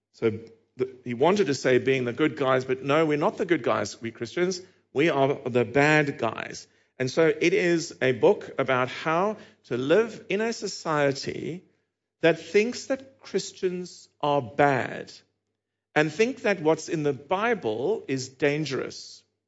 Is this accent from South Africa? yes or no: yes; Cape Town, Western Cape, South Africa; accent: South African; moved away; my accent is South African, if you were wondering, and, uh, in February two thousand and eighteen, I was back there in the city of Cape Town, which is where I'm from